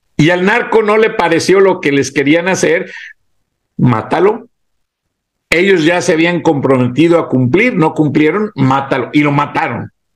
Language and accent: Spanish; Mexico; moved away; also born or lived in Atlanta, United States; como mexicano, empleado de la empresa